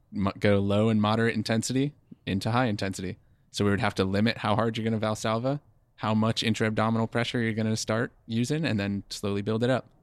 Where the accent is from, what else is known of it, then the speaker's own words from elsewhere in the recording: East Coast, United States; moved away as an adult; now in West Coast, United States; we are from the East Coast, and we came out to the West Coast for the company that we work for now